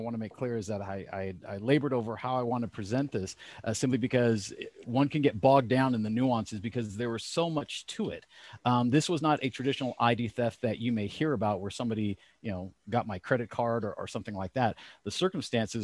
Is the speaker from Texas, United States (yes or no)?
no; California, United States; moved away as an adult; also born or lived in Los Angeles; now in Elizabeth, Pennsylvania, United States; I was born and raised in California.